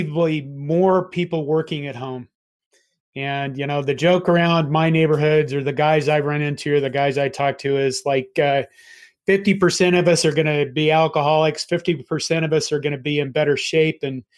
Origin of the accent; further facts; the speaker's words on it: Nebraska, United States; growing up in Nebraska, everything except Omaha and Lincoln's pretty much rural